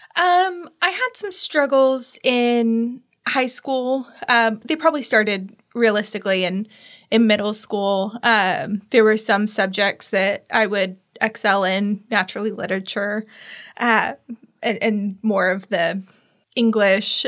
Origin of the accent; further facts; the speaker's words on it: Tallahassee, Florida, United States; I was born and raised in Tallahassee